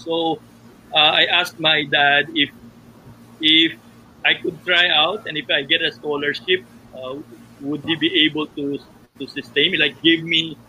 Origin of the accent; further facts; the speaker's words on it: Caloocan, Metro Manila, Philippines; I grew up in Caloocan